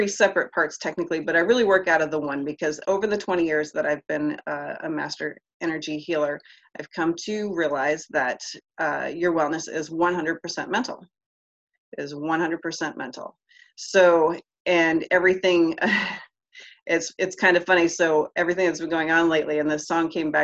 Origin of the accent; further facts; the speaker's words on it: Tampa, Florida, United States; I am from Tampa, Florida